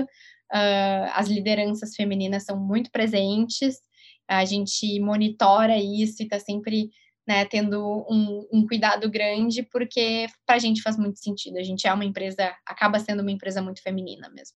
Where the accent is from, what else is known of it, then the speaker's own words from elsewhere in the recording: Rio Grande do Sul, Brazil; accent: gaúcho; Vocês podem perceber pelo meu sotaque, eu sou gaúcha